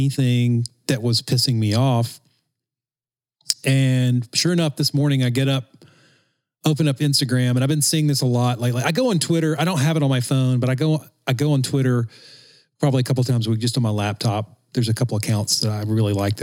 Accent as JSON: {"language": "English", "region": "the South", "country": "United States", "tie": "born or raised there", "said": "growing up in the South"}